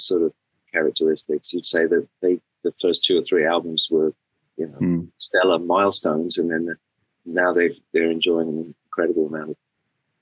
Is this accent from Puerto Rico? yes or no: no; England, United Kingdom; born or raised there; moved away as an adult